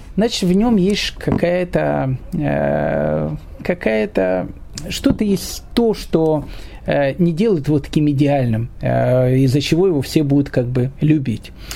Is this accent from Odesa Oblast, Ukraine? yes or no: no; Kyiv, Ukraine; moved away as an adult; also born or lived in Australia / Israel; я сам из Киева